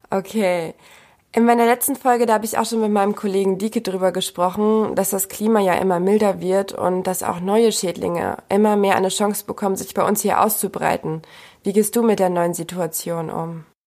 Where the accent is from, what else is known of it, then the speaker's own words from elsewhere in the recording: Bückeburg, Lower Saxony, Germany; Ich komme nämlich ursprünglich aus Bückeburg